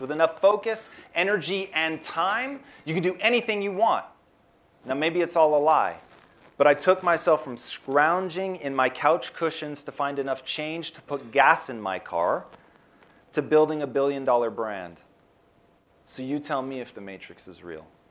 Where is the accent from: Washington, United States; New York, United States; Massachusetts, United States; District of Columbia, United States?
Washington, United States; Tacoma; now in Los Angeles, United States; I grew up in Tacoma, Washington, which is about an hour south of Seattle